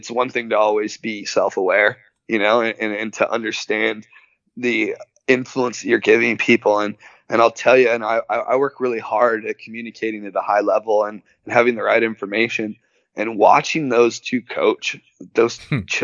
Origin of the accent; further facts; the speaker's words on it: Orange County, California, United States; I grew up in Orange County